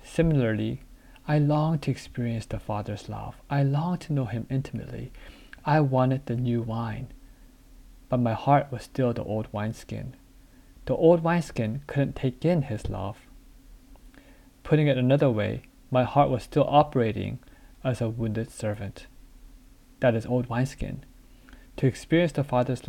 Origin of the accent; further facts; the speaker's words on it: United States; also born or lived in South Korea; My family moved to the US when I was 5 years old